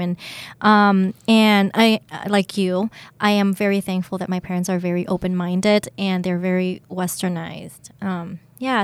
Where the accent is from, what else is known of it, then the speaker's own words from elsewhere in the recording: United States; moved away; also born or lived in Thailand; I grew up in the States. Um, I, I, I lived there for 10 years.